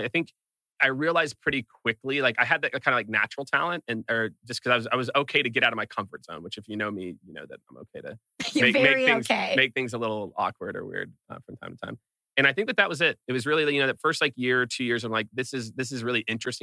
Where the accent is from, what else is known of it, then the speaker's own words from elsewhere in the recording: Kansas City, Missouri, United States; moved away as an adult; also born or lived in rural Iowa; now in San Francisco, United States; moved to Kansas City when I was 7, grew up in Kansas City